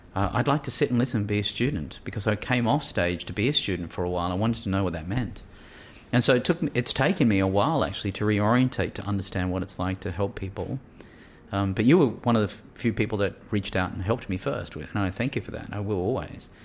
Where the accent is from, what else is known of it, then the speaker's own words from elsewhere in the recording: New South Wales, Australia; Grew up in a country New South Wales town